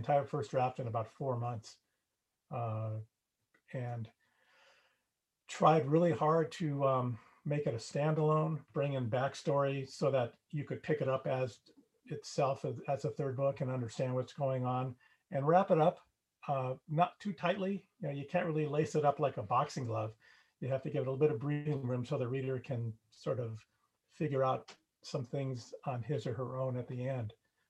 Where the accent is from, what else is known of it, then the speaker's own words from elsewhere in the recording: Los Angeles, California, United States; Born and raised in the San Fernando Valley in Southern California.